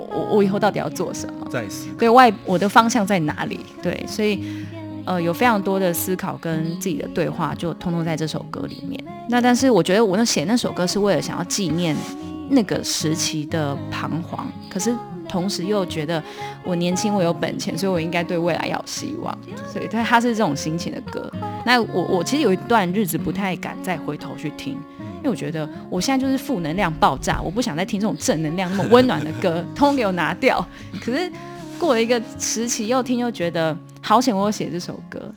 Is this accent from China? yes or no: no; southern Taiwan, Taiwan; 我们是南部人